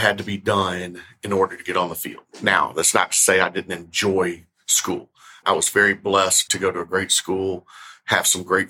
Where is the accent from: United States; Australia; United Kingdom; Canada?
United States; Memphis, Tennessee; I'm from Memphis. I grew up here in Memphis